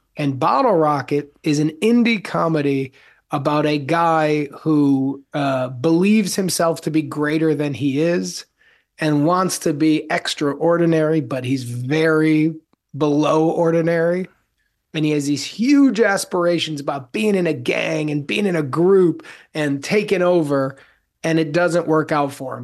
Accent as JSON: {"language": "English", "town": "Evanston", "region": "Illinois", "country": "United States", "tie": "born or raised there", "moved": "yes", "said": "when I was a little kid, I grew up outside of Chicago"}